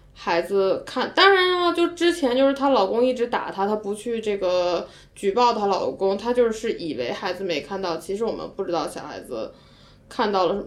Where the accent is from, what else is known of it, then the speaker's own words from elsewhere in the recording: China; 我们中国人的很多对正义的认识比较实用主义吧